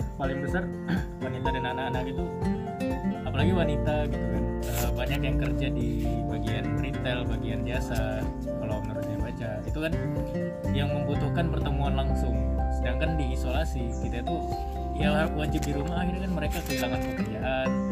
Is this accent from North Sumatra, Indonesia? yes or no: yes; Medan, North Sumatra, Indonesia; moved away as an adult; also born or lived in Surabaya; aku kan uh, rantau dari Medan jadi ya awal-awal kuliah di Surabaya di Universitas Erlangga